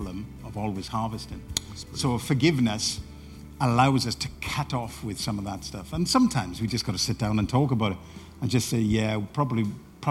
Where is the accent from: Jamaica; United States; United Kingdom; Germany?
United Kingdom; Welsh, Wales; moved away; also born or lived in Barnsley / Doncaster; I'm a Welshman